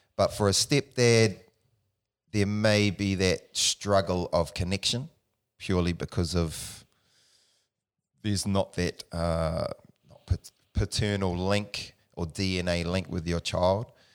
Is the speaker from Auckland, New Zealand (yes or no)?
no; Palmerston North, Manawatū-Whanganui, New Zealand; born in Palmerston North, New Zealand, the Mani, uh, Manawa too. Um, grew up there with my mother